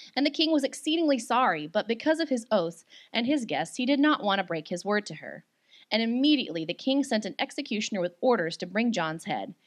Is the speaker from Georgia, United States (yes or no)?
no; Hot Springs, Arkansas, United States; moved away as an adult; also born or lived in Houston; I'm from Hot Springs, Arkansas